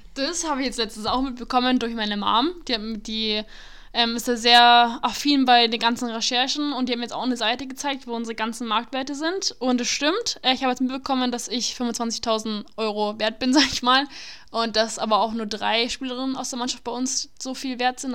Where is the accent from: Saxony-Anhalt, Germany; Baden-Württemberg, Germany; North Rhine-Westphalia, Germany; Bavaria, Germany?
Bavaria, Germany; Nuremberg; ich bin eine äh, gebürtige Nürnbergerin, ich bin immer hier aufgewachsen